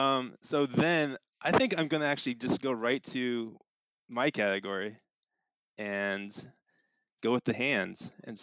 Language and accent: English; Seattle, Washington, United States; moved away as an adult; also born or lived in Austin, Texas / Central Illinois; I spent 2 years in Austin. I got my master's there. And then before that, mostly at where I grew up in Seattle.